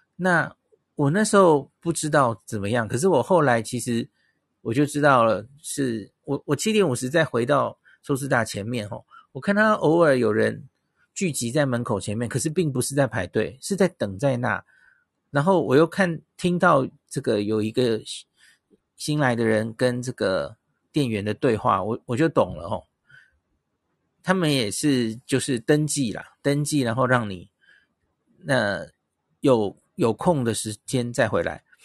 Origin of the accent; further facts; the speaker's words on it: Taiwan; 他有猜出来我是台湾来的